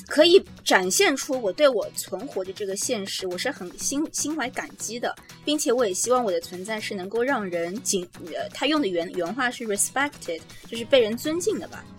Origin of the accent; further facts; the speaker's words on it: China; now in New York, United States; 我们中国人